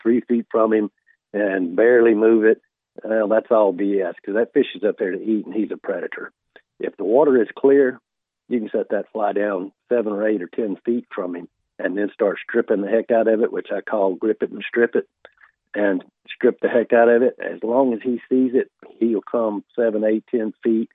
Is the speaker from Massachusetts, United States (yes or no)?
no; South Alabama, United States; I grew up hunting in South Alabama